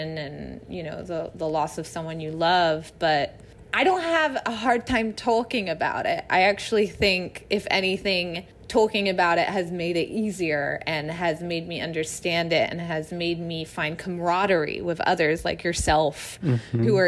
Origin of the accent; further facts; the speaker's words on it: England, United Kingdom; now in Los Angeles, United States; We're all English